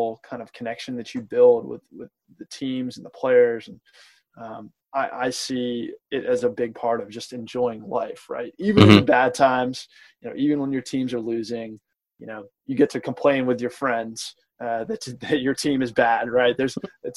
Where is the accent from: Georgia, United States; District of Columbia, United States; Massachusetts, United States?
District of Columbia, United States; Washington, D.C. metropolitan area; We grew up in the Washington, D.C. Metropolitan area.